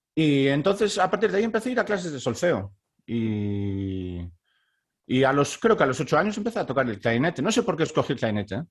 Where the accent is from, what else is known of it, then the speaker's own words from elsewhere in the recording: Baiona, Galicia, Spain; moved away as an adult; also born or lived in Stockholm, Sweden; now in Halden, Norway; yo soy de Bayona, que es un pueblo que está al sur de Vigo